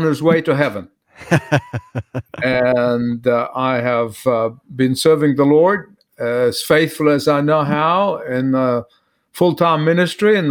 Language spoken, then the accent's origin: English; Australia; moved away as an adult; also born or lived in Egypt / California; now in Atlanta, United States; I was born in Egypt. I have lived, trained, learned, went to school in Australia, was ordained in Australia, served in a church in Australia